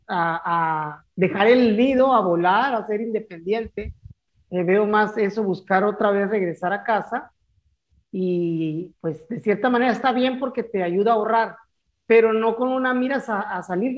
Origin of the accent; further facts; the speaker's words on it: Ciudad Obregón, Sonora, Mexico; moved away as an adult; also born or lived in Hermosillo / Navojoa; de mi pueblo natal, de mi queridísimo Ciudad Obregón